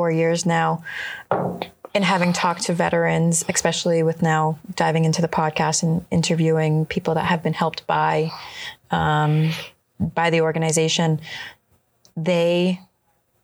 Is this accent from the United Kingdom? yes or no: no; New England, United States; I grew up in New England